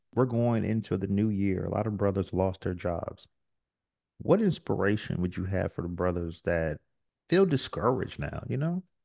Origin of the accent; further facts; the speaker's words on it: New York, United States; I'm from New York